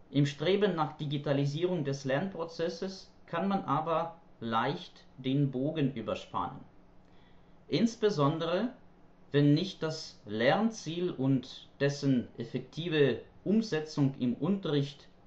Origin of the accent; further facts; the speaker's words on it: Ukraine; German is a second language; ich komme aus der Ukraine, wo ich Deutsch als Fremdsprache unterrichte, und zwar an einer Universität und an einem Sprachlernzentrum.